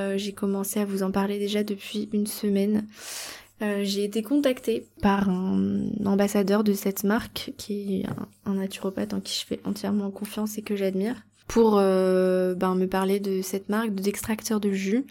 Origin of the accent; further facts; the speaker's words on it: Brittany, France; now in Bali, Indonesia; en Bretagne, là où j'ai grandi